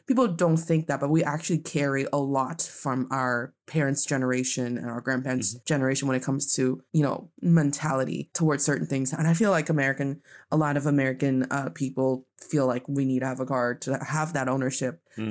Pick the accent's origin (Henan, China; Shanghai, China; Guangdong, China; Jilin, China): Jilin, China; Changchun; now in Beijing, China; my hometown